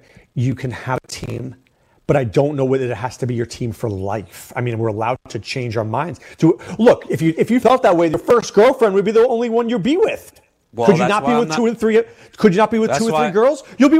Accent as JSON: {"language": "English", "region": "New York", "country": "United States", "tie": "born or raised there", "said": "growing up in New York"}